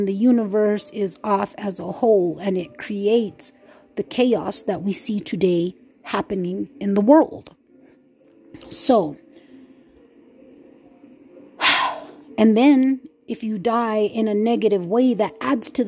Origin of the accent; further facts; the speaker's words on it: New Mexico, United States; moved away; also born or lived in Red Lake, Minnesota; I was from New Mexico, man. I'm from Nuevo Mexico, man. I'm from New Mexico